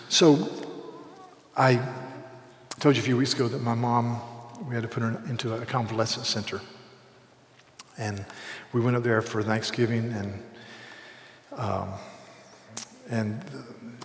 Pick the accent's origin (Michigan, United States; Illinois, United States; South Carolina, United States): South Carolina, United States; Charleston; I'm from Charleston, South Carolina